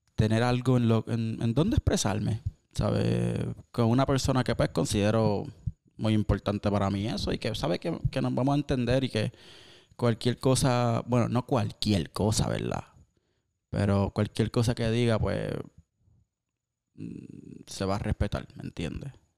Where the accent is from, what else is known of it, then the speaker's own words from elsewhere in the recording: Cabo Rojo, Puerto Rico; somos de Cabo Rojo. Eh, todos los caborrojeños